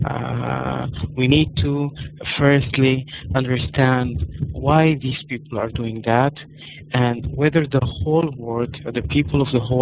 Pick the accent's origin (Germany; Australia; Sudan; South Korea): Sudan; English is a second language; I am from Africa, actually from Sudan